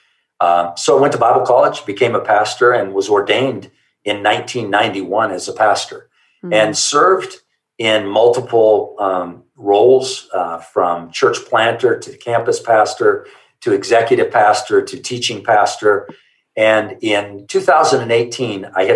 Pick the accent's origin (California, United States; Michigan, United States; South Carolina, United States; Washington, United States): California, United States; Southern; moved away as an adult; also born or lived in Hawaii; born and raised in Southern California